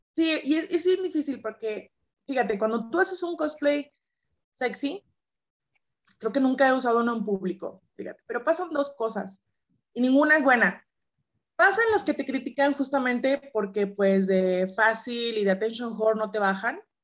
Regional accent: San Luis Potosí, Mexico; Yo soy originaria de San Luis Potosí, mexicana

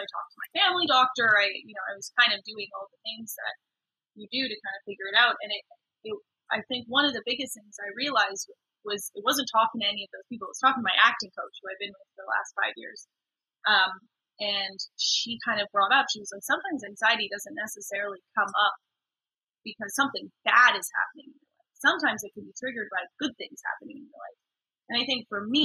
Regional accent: Vancouver, British Columbia, Canada; I grew up in Vancouver.

